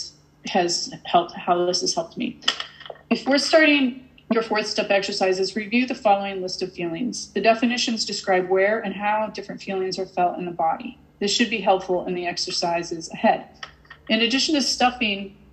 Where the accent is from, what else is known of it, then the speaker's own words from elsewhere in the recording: Massachusetts, United States; I'm from Massachusetts